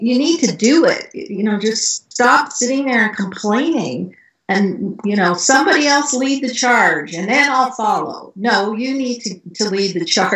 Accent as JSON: {"language": "English", "country": "Canada", "tie": "born or raised there", "moved": "yes", "said": "I grew up in Canada"}